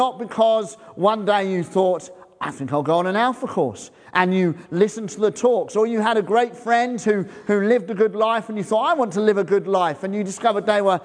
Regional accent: Bedford, East of England, United Kingdom; moved away as an adult; now in East Grinstead, United Kingdom; We moved there in 2002 from Bedford, where I grew up

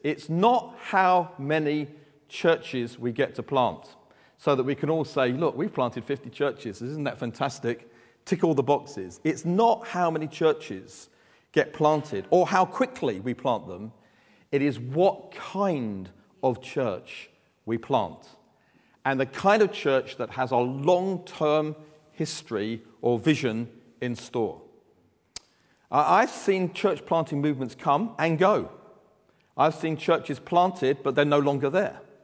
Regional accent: London, United Kingdom; from Southeast London. You can tell that by my accent.

